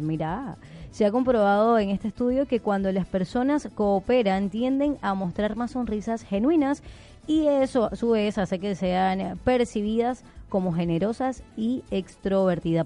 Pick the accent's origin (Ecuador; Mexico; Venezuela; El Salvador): Venezuela; eastern Venezuela; now in Argentina; del oriente de Venezuela, playa